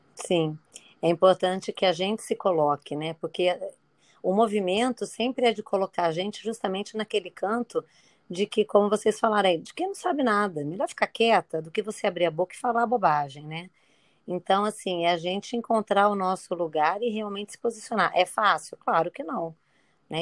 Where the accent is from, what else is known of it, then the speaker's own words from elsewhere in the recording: São Paulo, Brazil; now in Niterói, Brazil; Eu sou de São Paulo, mas há muitos anos moro aqui em Niterói